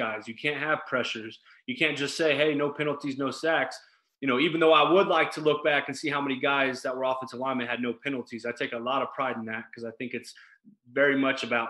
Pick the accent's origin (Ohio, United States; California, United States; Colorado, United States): Colorado, United States; Wiggins; I'm from Wiggins, Colorado, town of 800 people, country town